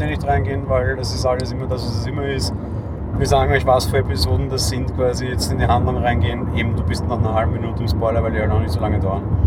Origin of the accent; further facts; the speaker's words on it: Vienna, Austria; ich bin äh, geborener Wiener und in Wien lebender Wiener